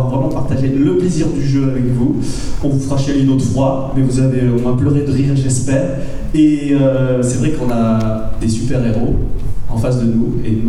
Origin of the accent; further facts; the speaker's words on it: Bordeaux, Nouvelle-Aquitaine, France; nous sommes bordelais et nous souhaitons une bonne continuation à la BIP